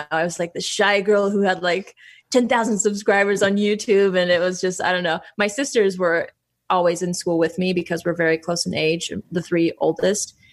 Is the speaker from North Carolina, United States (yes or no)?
yes; North Carolina, United States; I, I always tell people that I grew up in North Carolina though